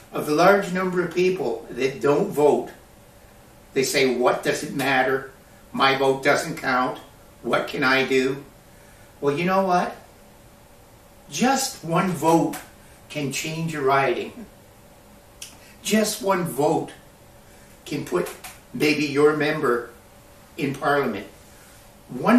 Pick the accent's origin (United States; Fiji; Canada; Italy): Canada